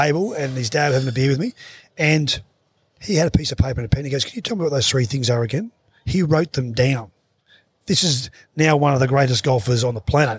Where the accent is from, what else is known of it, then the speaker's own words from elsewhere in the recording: Wallangara, Queensland, Australia; also born or lived in Tenterfield, New South Wales; I wanted the spotlight shone on Wallangara, on Tenterfield, on Stand Up where I came from, you know. So all that area